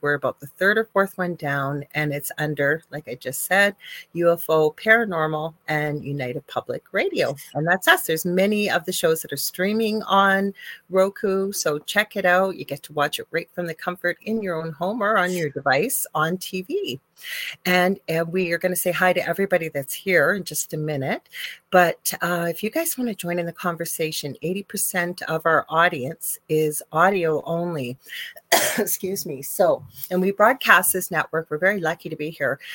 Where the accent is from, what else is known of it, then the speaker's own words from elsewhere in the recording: Canada; I'm a Canadian spiritual medium